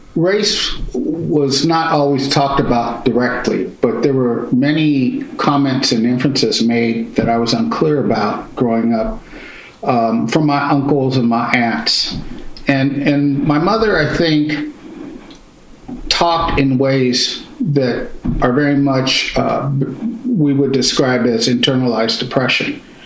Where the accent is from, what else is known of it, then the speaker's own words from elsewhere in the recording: Pittsburg, California, United States; also born or lived in Concord, California; I grew up in Pittsburgh and Concord, California